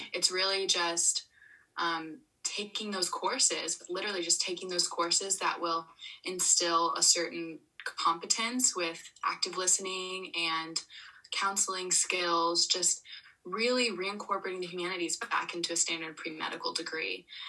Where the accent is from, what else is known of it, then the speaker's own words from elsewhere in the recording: Florida, United States; moved away as an adult; I grew up in Florida all the way till when I was 18